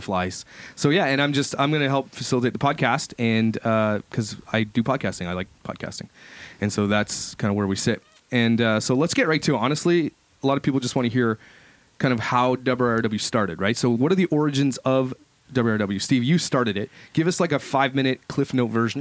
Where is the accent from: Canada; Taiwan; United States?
Canada; Ottawa, Ontario; moved away; I come from Ottawa, and Ottawa is a pretty big city for churches as well